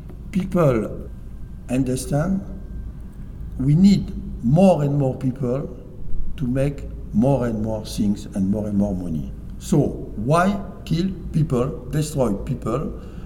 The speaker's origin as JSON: {"language": "English", "country": "France", "second_language": "English", "said": "In France, we build the best plane in the world."}